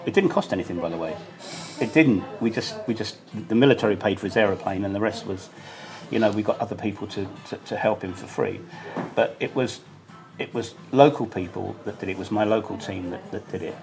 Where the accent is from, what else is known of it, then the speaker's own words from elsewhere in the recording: United Kingdom; moved away as an adult; now in Banja Luka, Bosnia and Herzegovina; as a Brit